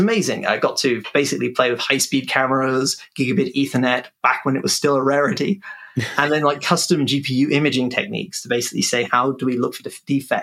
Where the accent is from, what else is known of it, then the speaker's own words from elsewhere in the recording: Cambridge, East of England, United Kingdom; aged 11, was surrounded by postdocs growing up in Cambridge